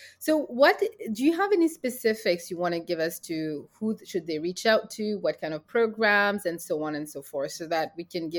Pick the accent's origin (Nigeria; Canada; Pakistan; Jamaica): Canada; as soon as people know that I'm Canadian